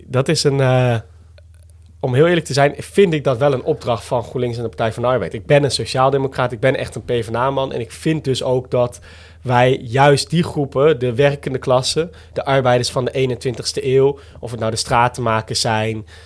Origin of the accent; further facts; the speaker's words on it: Roderwolde, Drenthe, Netherlands; also born or lived in Groningen; dorp waar ik vandaan kwam.